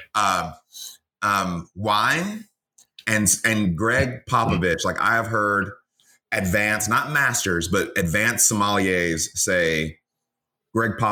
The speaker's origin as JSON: {"language": "English", "town": "Atlanta", "region": "Georgia", "country": "United States", "tie": "born or raised there", "also_born_or_lived": "Mississippi", "moved": "as an adult", "lives_now": "Houston, United States", "said": "I grew up in Mississippi and in Atlanta. So I'm a kid of the South, went to school here in Texas and kind of stayed."}